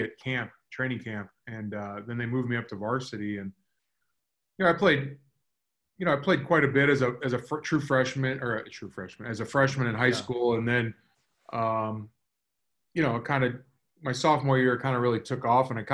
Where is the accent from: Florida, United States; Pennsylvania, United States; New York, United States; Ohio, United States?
Florida, United States; South; growing up in South Florida